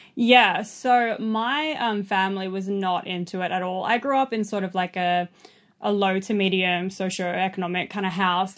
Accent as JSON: {"language": "English", "town": "Sydney", "region": "New South Wales", "country": "Australia", "tie": "born or raised there", "also_born_or_lived": "east coast of Australia / New Zealand", "moved": "as an adult", "lives_now": "Byron Bay, Australia", "said": "I grew up in Southwest Sydney, um, on the streets, basically"}